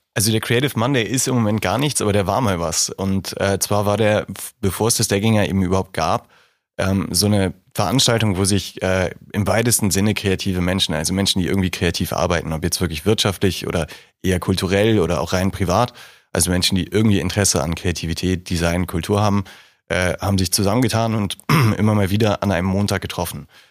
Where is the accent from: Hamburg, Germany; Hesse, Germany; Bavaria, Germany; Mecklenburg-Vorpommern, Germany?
Hamburg, Germany; moved away as an adult; now in Regensburg, Germany; Hamburg ist eine wunderschöne Stadt und meine Heimat